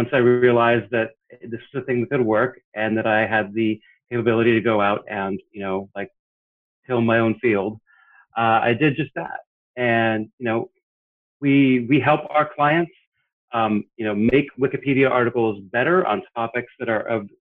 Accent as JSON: {"language": "English", "town": "Portland", "region": "Oregon", "country": "United States", "tie": "born or raised there", "moved": "as an adult", "lives_now": "Washington, D.C., United States", "said": "I was born and raised in Portland, Oregon"}